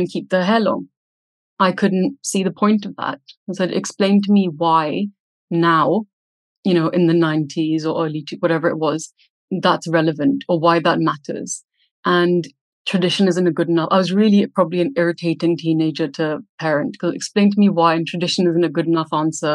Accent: India; growing up in India

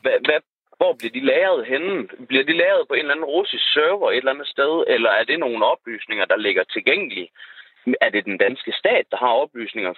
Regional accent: Aalborg, North Denmark Region, Denmark; accent: northern Jutland dialect

